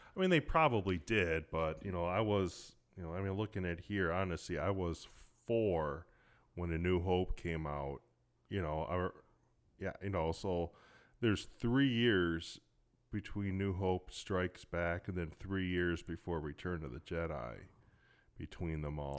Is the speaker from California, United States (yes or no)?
no; Cleveland, Ohio, United States; I grew up in Cleveland, so you had the Cleveland Plain Dealer